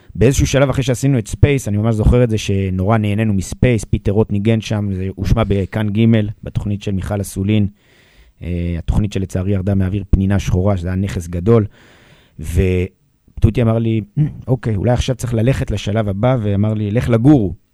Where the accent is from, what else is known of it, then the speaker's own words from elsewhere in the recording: Jerusalem, Jerusalem District, Israel; גדלתי בירושלים בסביבה מאוד ערבית